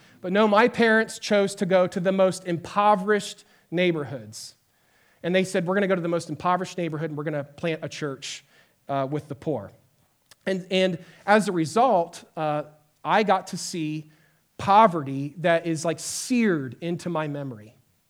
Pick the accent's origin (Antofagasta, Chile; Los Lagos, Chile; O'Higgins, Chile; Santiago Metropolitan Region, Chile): Santiago Metropolitan Region, Chile; Santiago; I grew up in Chile, South America, in the city of Santiago. It's a mega metropolis of 7 million people. And my parents moved there when I was in the fifth grade to be missionaries.